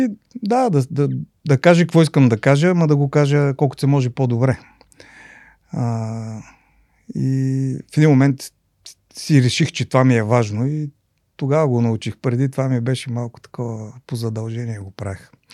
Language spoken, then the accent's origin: Bulgarian; Lovech, Lovech Province, Bulgaria; also born or lived in Sofia; реално съм си израсъл в Ловеч